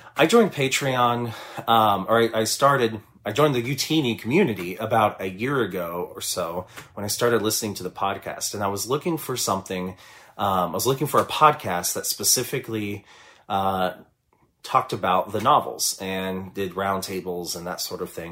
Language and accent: English; Kansas City, Missouri, United States; I am from Kansas City, Missouri